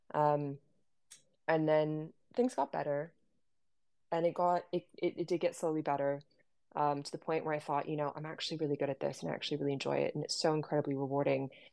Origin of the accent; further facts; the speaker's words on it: Bahamas; moved away as an adult; also born or lived in Canada / London, United Kingdom; now in Derby, United Kingdom; I'm Canadian, but I grew up in the Bahamas and I came to the UK in 2010